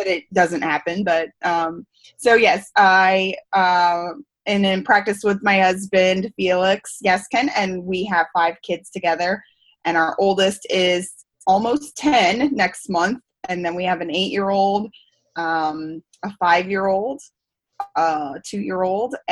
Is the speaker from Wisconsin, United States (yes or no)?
no; Missouri, United States; moved away; I was commuting to my hometown. We were in Missouri then